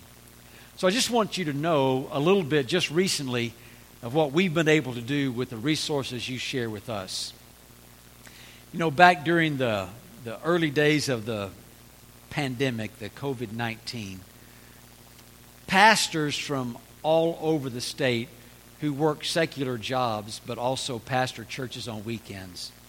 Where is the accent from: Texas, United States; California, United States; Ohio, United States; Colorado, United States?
Texas, United States; Lamesa; moved away as an adult; now in Dallas, United States; I live in Dallas. I'm not a city person. I grew up in La Mesa, Texas